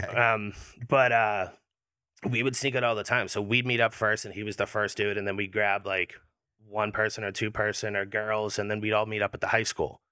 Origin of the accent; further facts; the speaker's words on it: Hanover, Massachusetts, United States; Hanover. Hanover, Mass.